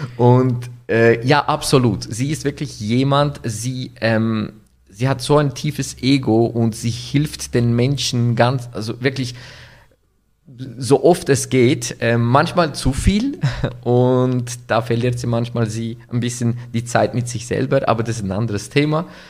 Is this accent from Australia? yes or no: no; Winterthur, Zurich, Switzerland; Ich komme aus der Schweiz in Winterthur, geboren, aufgewachsen, nach wie vor mit türkischem Hintergrund